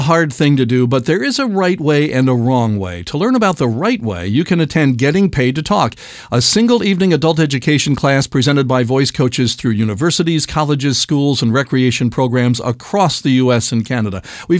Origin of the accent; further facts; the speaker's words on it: United States; now in Australia; Hi, I'm an American living in Eastern Australia where I've fallen into VO and I can't get up.